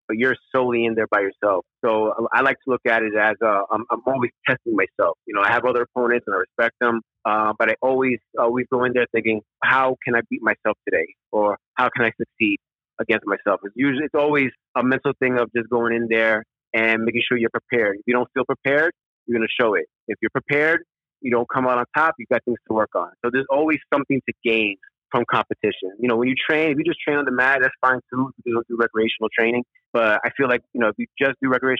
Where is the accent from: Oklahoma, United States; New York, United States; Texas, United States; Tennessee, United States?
New York, United States; New York City; Born and raised in the Bronx, still currently live in the Bronx